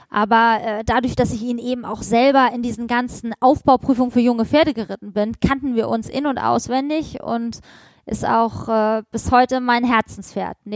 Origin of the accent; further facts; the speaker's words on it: Hamburg, Germany; born there; moved away; Ich bin in Hamburg geboren und ähm, mein Vater hat dann irgendwann gesagt, so jetzt äh, Schluss mit ordentlichem Beruf.